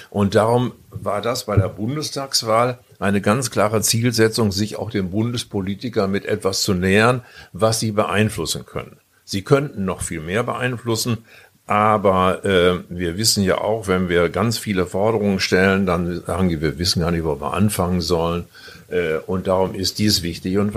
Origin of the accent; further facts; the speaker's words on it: Northern Germany, Germany; Ja, und ich habe immer gedacht, als Norddeutscher, äh, man trifft dann nur Jugendliche mit einer Bierflasche in der Hand